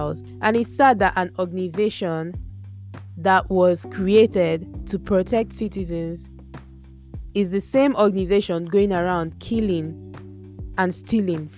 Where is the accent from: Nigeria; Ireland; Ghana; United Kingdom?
Nigeria; moved away; As a Nigerian, I cannot even say how scared I am for my family, for my friends, for people I know who are at home